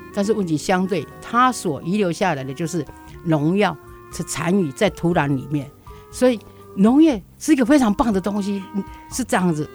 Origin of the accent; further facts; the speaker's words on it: Taiwan; also born or lived in Yunlin; 我能够生在台湾，长在台湾，而且活在台湾